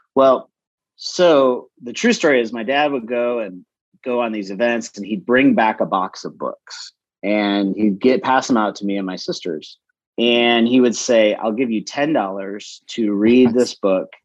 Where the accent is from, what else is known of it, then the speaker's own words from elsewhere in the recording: Lansing, Michigan, United States; moved away as an adult; now in Atlanta, United States; I, I grew up in Lansing, Michigan, and uh, so I'm not from the South